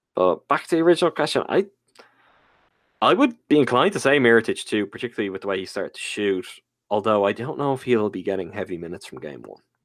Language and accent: English; Ireland; as an Irish man